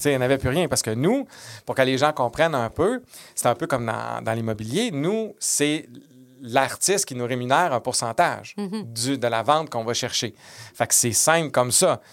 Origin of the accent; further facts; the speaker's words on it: Quebec City, Quebec, Canada; j'étais de Québec